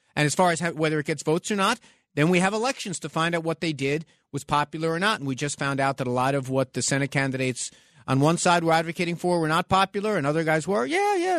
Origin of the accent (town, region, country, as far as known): New York City, New York, United States; born or raised there